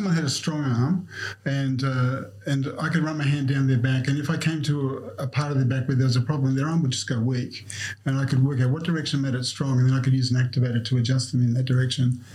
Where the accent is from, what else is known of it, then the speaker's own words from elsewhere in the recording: Snowy Mountains, New South Wales, Australia; I grew up in the Snow Mountains